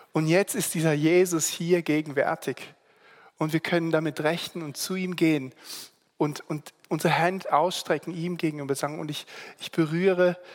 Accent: Singapore; also born or lived in Germany; now in Switzerland; eben im Internat bin ich aufgewachsen in Singapur und ähm, habe bin dann nach Deutschland, habe meine Ausbildung gemacht.

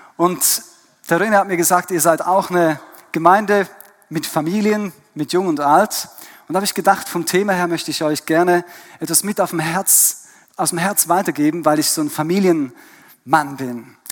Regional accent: Switzerland; born or raised there; also born or lived in Germany / Vienna, Austria

